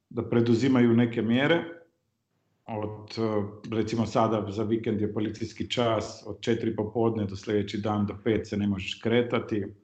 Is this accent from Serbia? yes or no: no; North Macedonia; ja sam rođen u, u Jugoslaviji, živeo sam u Firom, onda sad Sjeverna Makedonija